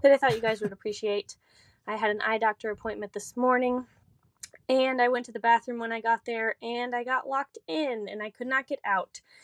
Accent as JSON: {"language": "English", "town": "Licking", "region": "Missouri", "country": "United States", "said": "I'm from Licking, Missouri."}